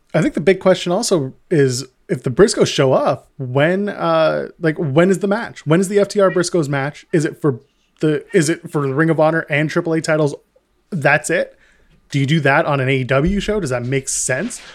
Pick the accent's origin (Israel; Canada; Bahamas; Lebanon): Canada; we are Canadian